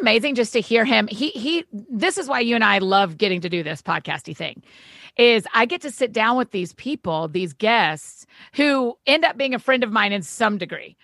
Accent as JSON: {"language": "English", "region": "Georgia", "country": "United States", "tie": "born or raised there", "said": "I grew up in Georgia, went to University of Georgia"}